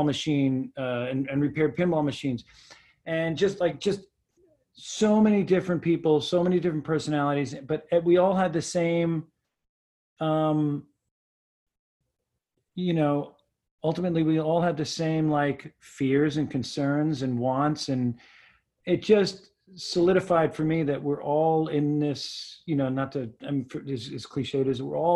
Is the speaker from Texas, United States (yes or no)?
no; West Islip, New York, United States; moved away; I grew up on Long Island